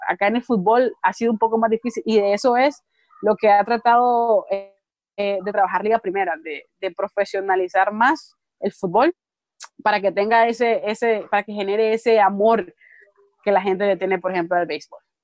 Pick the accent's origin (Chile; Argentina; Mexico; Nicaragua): Nicaragua